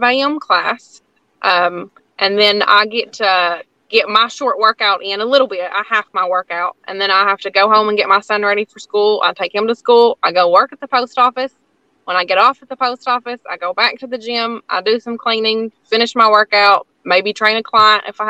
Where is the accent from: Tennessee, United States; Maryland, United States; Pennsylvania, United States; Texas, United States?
Tennessee, United States; Lansing; I grew up in Lansing. So I grew up in, you know, not even in town